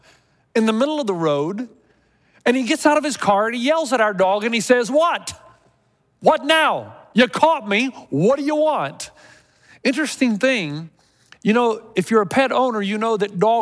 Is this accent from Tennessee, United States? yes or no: yes; Tennessee, United States; when I was growing up in Tennessee